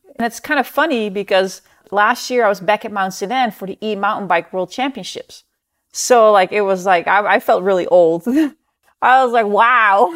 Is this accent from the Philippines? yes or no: no; Netherlands; moved away; I grew up in the Netherlands